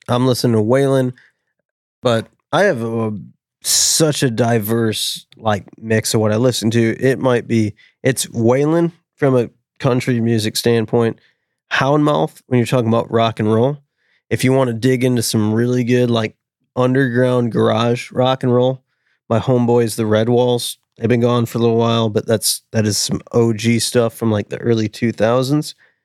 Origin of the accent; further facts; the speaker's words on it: Chicago, Illinois, United States; We're from the northern suburbs of Chicago.